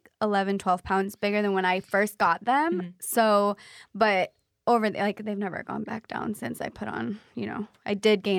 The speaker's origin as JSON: {"language": "English", "town": "Pacific", "region": "Missouri", "country": "United States", "tie": "born or raised there", "moved": "yes", "said": "In a tiny little town called Pacific, Missouri."}